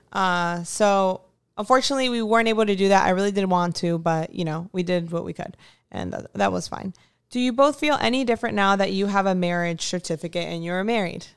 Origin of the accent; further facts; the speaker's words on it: United States; I'm also American, but my parents are from South America